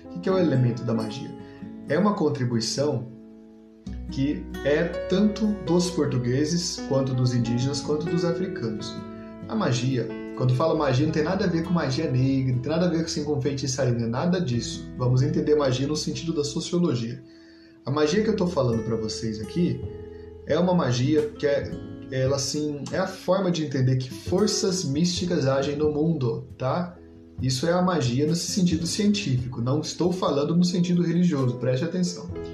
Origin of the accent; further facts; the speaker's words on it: Paraná, Brazil; Eu sou paranaense